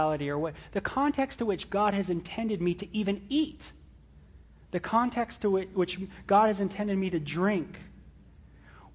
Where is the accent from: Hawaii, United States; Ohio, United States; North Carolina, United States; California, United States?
California, United States; Los Angeles; I was raised in the San Fernando Valley of Southern California, North Hollywood of all places.